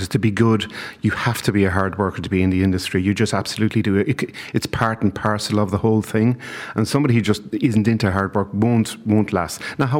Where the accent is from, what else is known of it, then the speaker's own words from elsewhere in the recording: London, United Kingdom; years ago, 30 years ago, I came from London to become the head chef of a place called Estampa in Dawson Street in Dublin.